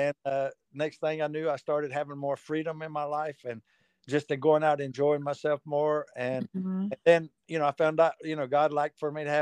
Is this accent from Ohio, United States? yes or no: no; North Carolina, United States; I'm from North Carolina. And so, kind of grew up in it